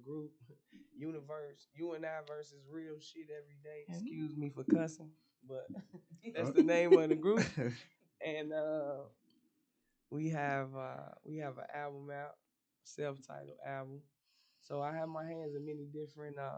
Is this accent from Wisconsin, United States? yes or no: no; Oklahoma City, Oklahoma, United States; I was born in Oklahoma City